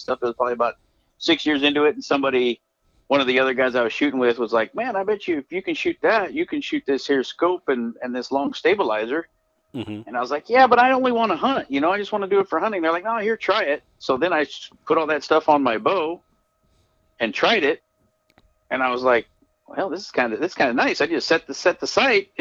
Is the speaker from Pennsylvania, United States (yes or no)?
no; Winters, California, United States; also born or lived in Guinda, California / Davis, California / Woodland, California; I was raised around in Yolo County, which I was born in up out of Gwinda, and then raised in Winters, a little town of Winters